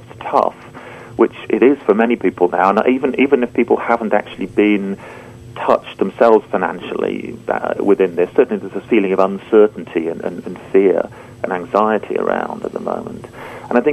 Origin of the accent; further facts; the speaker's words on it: United Kingdom; being a Brit